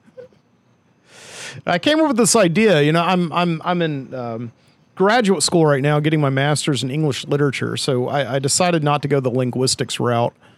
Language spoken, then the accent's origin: English; Birmingham, Alabama, United States; Birmingham, Alabama, my hometown